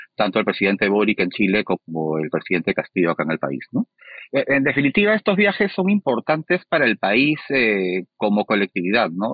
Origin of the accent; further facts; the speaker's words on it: Peru; somos los peruanos, el ciudadano de a pie.